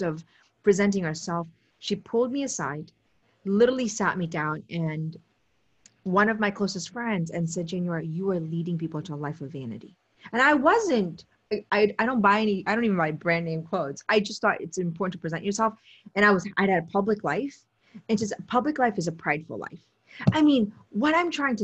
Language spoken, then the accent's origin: English; Potomac, Maryland, United States; also born or lived in Steubenville